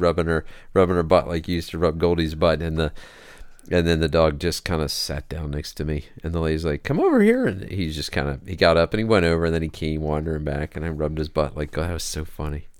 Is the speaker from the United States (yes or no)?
yes; Springdale, Ohio, United States; I grew up in Springdale, which is a neighboring thing.